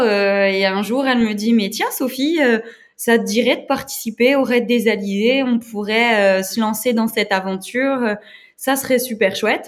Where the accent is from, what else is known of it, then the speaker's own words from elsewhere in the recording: Moselle, eastern France, Grand Est, France; je viens de l'Est de la France, en Moselle.